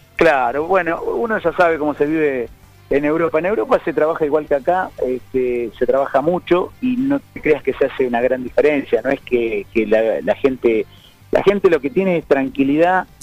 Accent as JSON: {"language": "Spanish", "country": "Argentina", "said": "soy argentino y amo mi patria"}